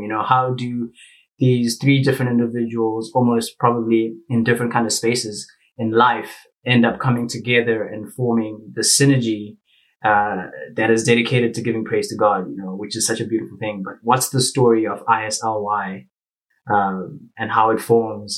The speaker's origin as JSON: {"language": "English", "country": "Zimbabwe", "moved": "as an adult", "lives_now": "South Africa", "said": "I'm from Zimbabwe, uh, but I'm currently studying in South Africa"}